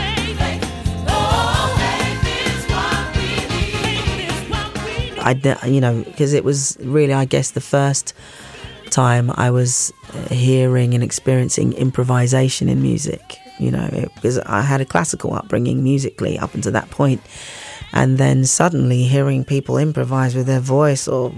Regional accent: London, United Kingdom; also born or lived in Bulawayo, Zimbabwe; I grew up, actually I was born in Bulawayo, Zimbabwe, and grew up in southeast London. Our first home was in Blackheath, and then we moved to Lewisham

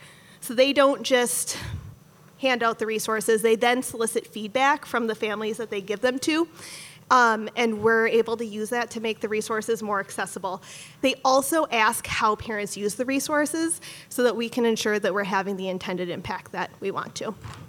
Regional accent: Minneapolis, Minnesota, United States; I'm also a lifelong South Minneapolis resident. I graduated from MPS, like Kira said, and still live in Longfellow with my husband and son.

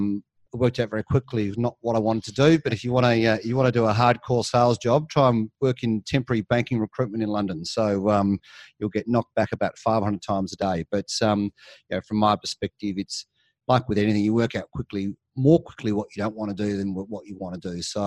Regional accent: Melbourne, Victoria, Australia; moved away as an adult; now in Sydney, Australia; based up here in Sydney now, but actually grew up down your way, down in Melbourne. So school and university for many years down in the suburbs of Melbourne.

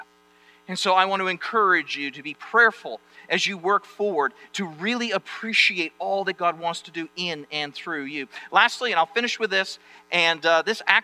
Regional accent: Maine, United States; moved away; I'm from Maine

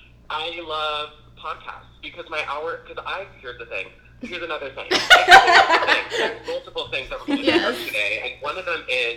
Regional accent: Zapata, Texas, United States; moved away as an adult; now in Los Angeles, United States; And I'm from Texas. I'm from Zapata, Texas, a little town, a beautiful little town on the border between Texas and Mexico.

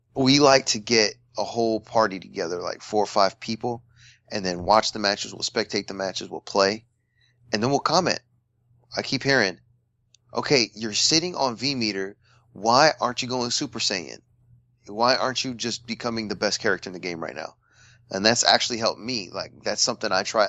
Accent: United States; as Americans

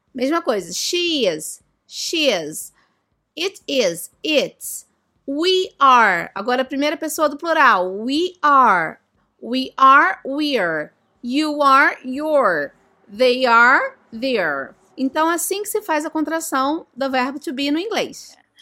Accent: Brazil; I am from Brazil. Eu sou do Brasil.

